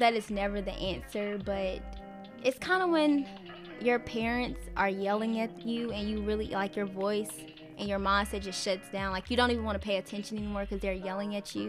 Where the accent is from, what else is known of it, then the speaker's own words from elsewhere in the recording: Huntsville, Alabama, United States; moved away as an adult; now in Bowling Green, United States; I am a freshman, and I'm from Huntsville, Alabama.